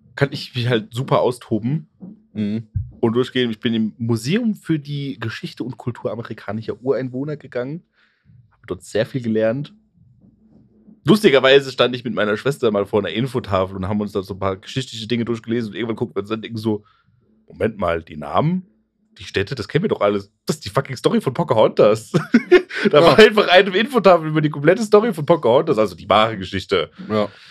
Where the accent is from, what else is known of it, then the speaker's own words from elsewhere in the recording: Germany; in Deutschland